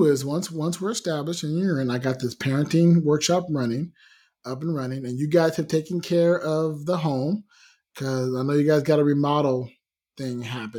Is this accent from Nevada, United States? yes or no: yes; Las Vegas, Nevada, United States; But then part of me goes, yeah, but I'm from Vegas. You know, I understand hot.